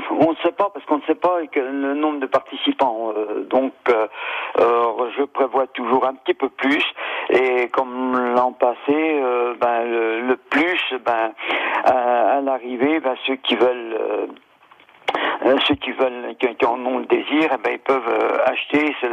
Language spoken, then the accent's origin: French; Sarthe, Pays de la Loire, France; moved away; je suis originaire de la Sarthe